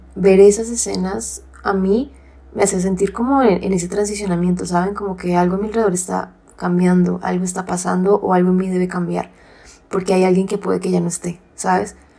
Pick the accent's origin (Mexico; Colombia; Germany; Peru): Colombia; nosotros somos eh, colombianas